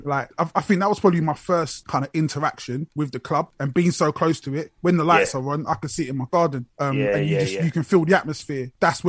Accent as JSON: {"language": "English", "town": "Luton", "region": "East of England", "country": "United Kingdom", "tie": "born or raised there", "also_born_or_lived": "Brixton, London", "moved": "as an adult", "lives_now": "Watford, United Kingdom", "said": "So originally I was born in Brixton, and I did my dad then got a job in Luton, so I was in Luton for like high school and a bit of college."}